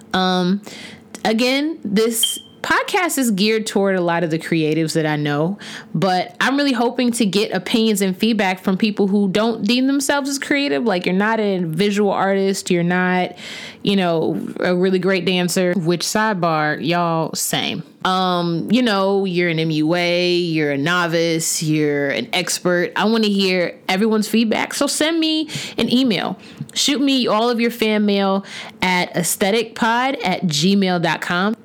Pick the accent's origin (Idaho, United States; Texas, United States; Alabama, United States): Alabama, United States; Huntsville; moved away as an adult; now in Maryland, United States; I was born and raised in Huntsville, Alabama